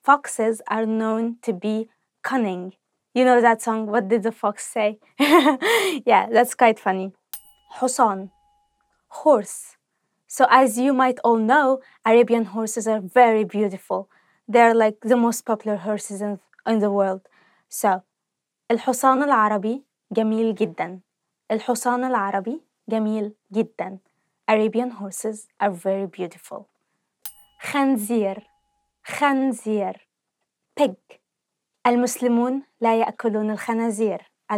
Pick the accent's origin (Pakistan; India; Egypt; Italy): Egypt; So as you all know, I'm from Egypt. I said that before.